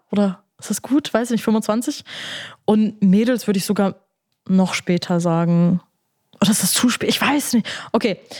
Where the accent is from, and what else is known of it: Bremen, Germany